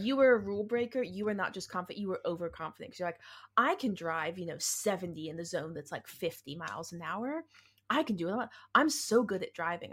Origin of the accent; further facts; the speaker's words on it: the South, United States; accent: southern; my southern accent